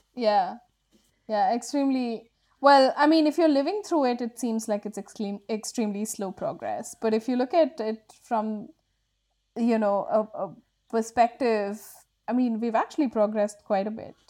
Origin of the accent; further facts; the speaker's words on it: Bangalore, Karnataka, India; I grew up in Bangalore when Bangalore was becoming a tech hub